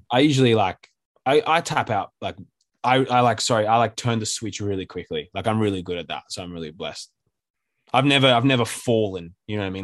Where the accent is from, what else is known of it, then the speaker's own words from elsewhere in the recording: Sydney, New South Wales, Australia; We're both from Sydney, and we, like, grew up together.